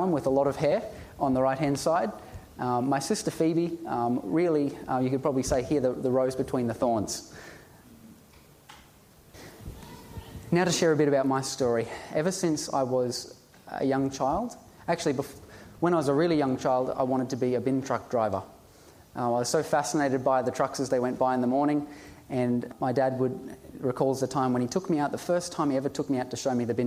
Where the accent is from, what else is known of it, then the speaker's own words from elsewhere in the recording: Ipswich, Queensland, Australia; I was born in Ipswich, raised in Ipswich